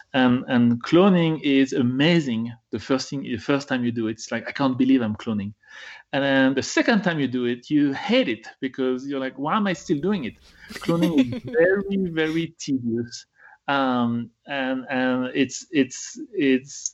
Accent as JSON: {"language": "English", "country": "France", "tie": "born or raised there", "moved": "as an adult", "lives_now": "United States", "said": "I was born in France and I did my PhD in the US, so now I'm an American"}